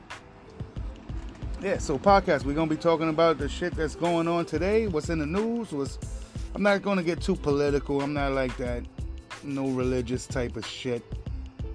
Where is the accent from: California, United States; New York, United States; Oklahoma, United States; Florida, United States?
New York, United States; New York City; moved away as an adult; now in Upstate New York, United States; Born and raised in Queens, New York. Far Rockaway, to be exact.